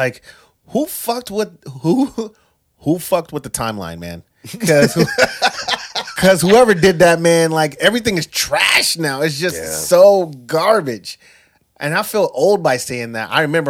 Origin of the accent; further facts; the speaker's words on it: Florida, United States; I'm an island boy because my parents are really from Cuba. I know I'm from Florida. We understand that it's a peninsula.